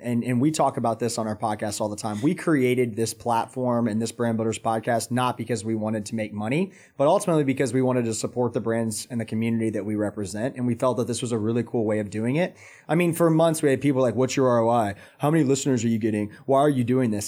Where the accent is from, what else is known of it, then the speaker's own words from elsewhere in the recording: Atlanta, Georgia, United States; now in Charlotte, United States; I'm actually from Atlanta